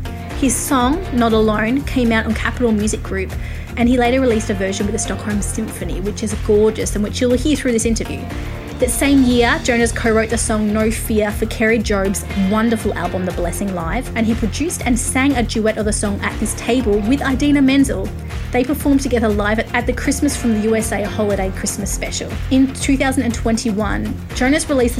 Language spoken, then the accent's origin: English; Australia; I'm Australian